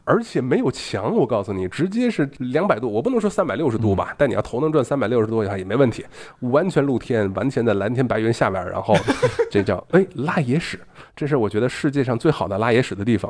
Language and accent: Chinese; China; 我们中国人